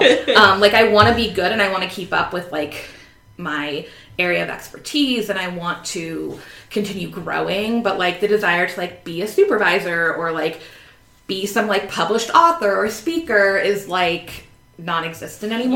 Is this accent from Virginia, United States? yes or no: yes; Northern Virginia, United States; I went to college in Southern Virginia and very much like Nova, as we call it up here